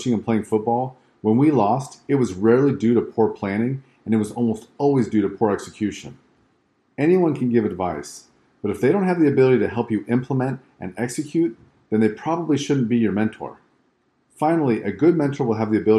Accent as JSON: {"language": "English", "region": "West Coast", "country": "United States", "tie": "born or raised there", "said": "I grew up on the West Coast and lived there for most of my life, including the years through school."}